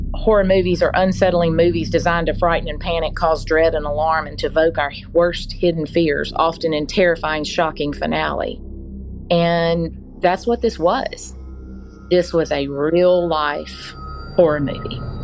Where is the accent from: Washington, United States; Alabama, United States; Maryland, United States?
Alabama, United States; Mobile; I was born and raised here in Mobile